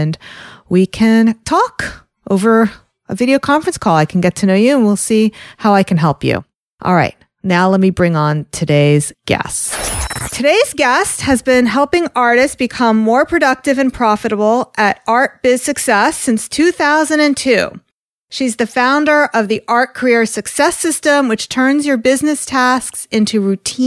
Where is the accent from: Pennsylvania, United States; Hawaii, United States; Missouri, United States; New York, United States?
New York, United States; I'm from New York. I'm very close to the city.